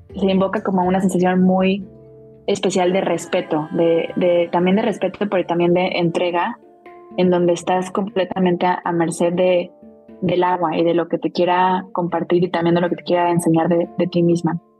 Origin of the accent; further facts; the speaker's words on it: Ciudad del Carmen, Campeche, Mexico; yo nací en una isla, en Ciudad del Carmen, Campeche, en el Golfo de México